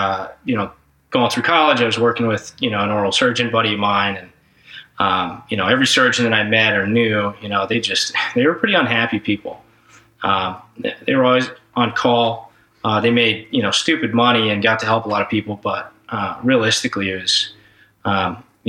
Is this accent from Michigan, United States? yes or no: no; Dallas, Texas, United States; I grew up in Dallas, Texas.